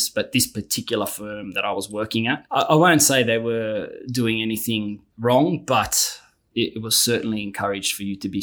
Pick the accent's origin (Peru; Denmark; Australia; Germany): Australia; Sydney, New South Wales; Born and raised in Sydney, son of immigrant parents.